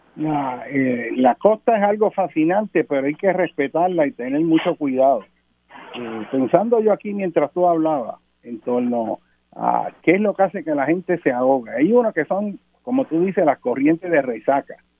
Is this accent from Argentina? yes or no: no; Puerto Rico; nosotros como puertorriqueños